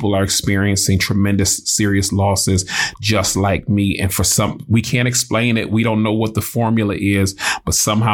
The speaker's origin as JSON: {"language": "English", "town": "Detroit", "region": "Michigan", "country": "United States", "tie": "born or raised there", "moved": "yes", "said": "Born and raised in Detroit, Michigan."}